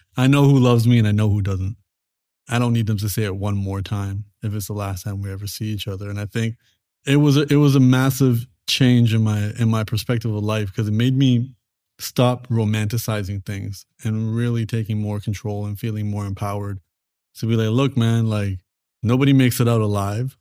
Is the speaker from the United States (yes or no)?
no; Canada; my parents made the transition over to Canada, and then I was born in Canada